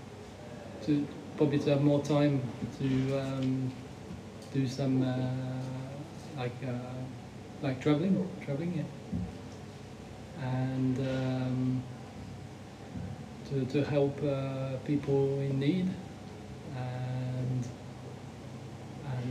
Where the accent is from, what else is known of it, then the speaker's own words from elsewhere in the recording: Switzerland; also born or lived in England (mother's origin) / Australia; I'm from Switzerland, born and raised